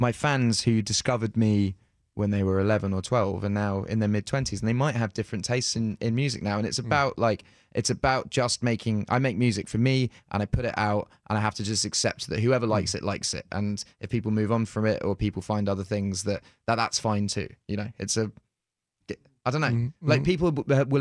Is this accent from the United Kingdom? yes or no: yes; United Kingdom; comes from being British. I think in Britain